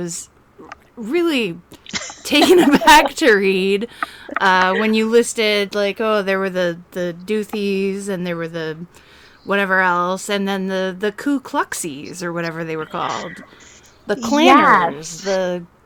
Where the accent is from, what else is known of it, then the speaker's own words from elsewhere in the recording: Seattle, Washington, United States; growing up in Seattle